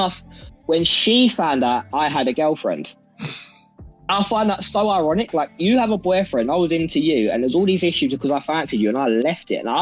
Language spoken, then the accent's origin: English; England, United Kingdom; we're from England